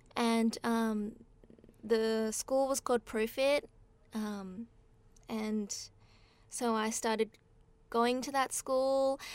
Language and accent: English; Australia; moved away as an adult; now in Japan; I grew up in Australia, and then, um, I came to Japan when I was eighteen